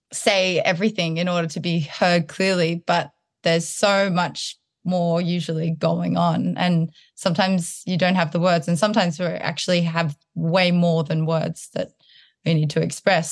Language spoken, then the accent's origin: English; Townsville, Queensland, Australia; moved away; also born or lived in Sydney, Australia; I was born in Townsville and then I was going to school in Sydney and I noticed that my accent would change when I was up in Townsville.